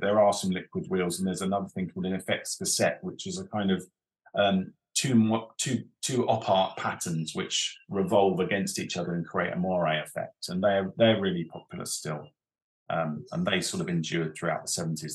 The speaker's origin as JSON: {"language": "English", "town": "Reigate", "region": "South East England", "country": "United Kingdom", "tie": "born or raised there", "said": "Reigate and Red Hill is where I come from"}